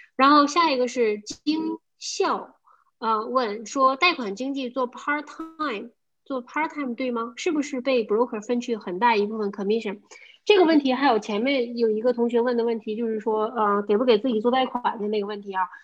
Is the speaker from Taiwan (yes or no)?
no; China; moved away; 我们中国人就是听说比较差，我们写都没有问题